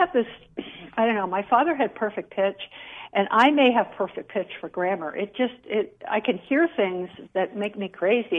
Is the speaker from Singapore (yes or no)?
yes; Singapore; also born or lived in Jamaica; I grew up in Singapore and Jamaica. And in Singapore, I learned the King's English.